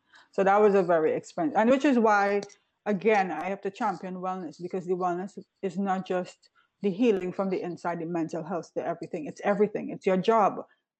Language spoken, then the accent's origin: English; Florida, United States; now in New York, United States; I came from Florida and I was in optimal health there.